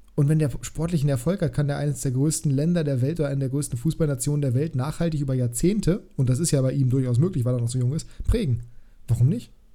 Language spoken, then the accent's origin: German; Germany; ich bin ja selber Deutscher